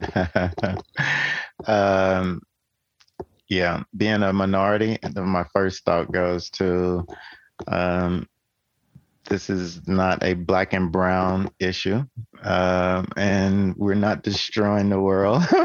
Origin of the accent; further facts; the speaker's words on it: Tennessee, United States; I'm from Tennessee